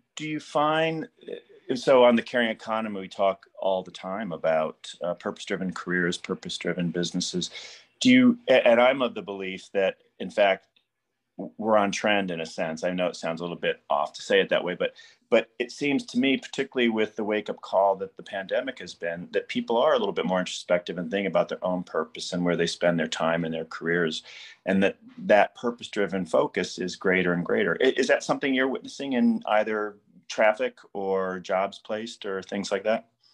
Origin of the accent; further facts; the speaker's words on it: Midwest, United States; I'm also a Midwesterner